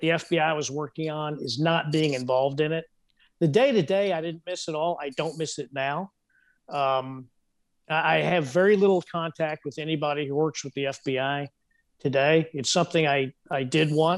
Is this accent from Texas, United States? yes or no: yes; Texas, United States; moved away; also born or lived in Los Angeles; my home state, you know, the great, mighty, and sovereign state of Texas